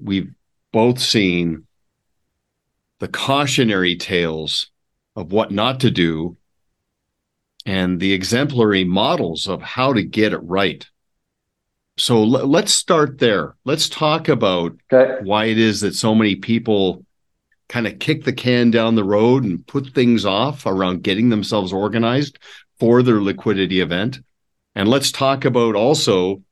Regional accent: Montreal, Quebec, Canada; moved away; I was born in Montreal and grew up right around that area

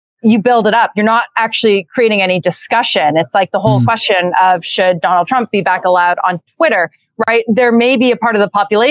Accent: Canada; moved away as an adult; now in United States; I'm Canadian

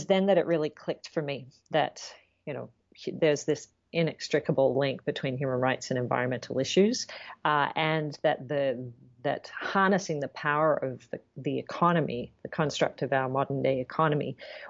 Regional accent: Sydney, New South Wales, Australia; moved away; as you know, I said from my accent, I'm from Australia originally. Yes. And I grew up in Sydney, which is a big city, but there's a lot of bush in Sydney.

